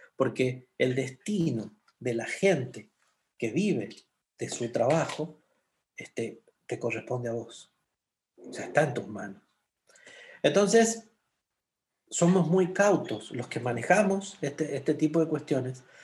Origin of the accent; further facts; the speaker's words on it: San Juan, Argentina; moved away as an adult; now in Sonora, Mexico; como buen argentino